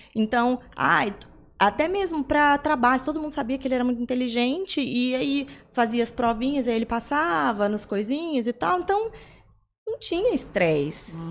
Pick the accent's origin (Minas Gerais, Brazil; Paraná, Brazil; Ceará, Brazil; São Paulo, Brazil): São Paulo, Brazil; São José do Rio Preto; eu sou de São José do Rio Preto, nós estamos lá